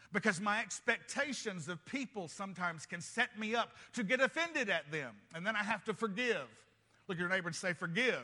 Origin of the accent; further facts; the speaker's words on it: United States; I'm a Christian first and I happen to be American